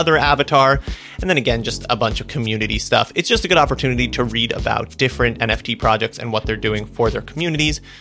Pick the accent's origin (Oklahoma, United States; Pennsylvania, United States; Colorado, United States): Colorado, United States; I'm from Colorado